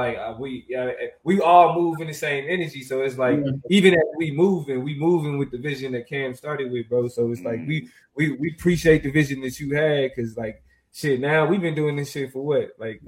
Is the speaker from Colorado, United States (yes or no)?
no; Kansas, United States; Yeah, I was born and raised in Kansas.